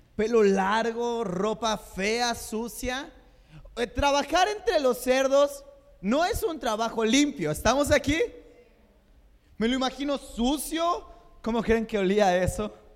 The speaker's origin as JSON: {"language": "Spanish", "country": "Mexico", "said": "Somos, somos el macho mexicano"}